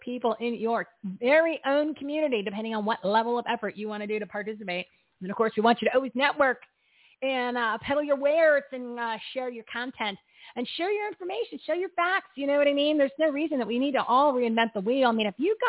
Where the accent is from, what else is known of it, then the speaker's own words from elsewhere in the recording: New Jersey, United States; I'm from New Jersey.